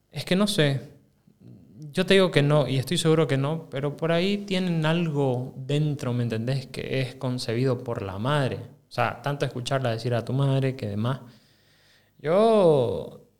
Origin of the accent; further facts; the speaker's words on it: Santa Cruz, Bolivia; Claro y yo soy su camba.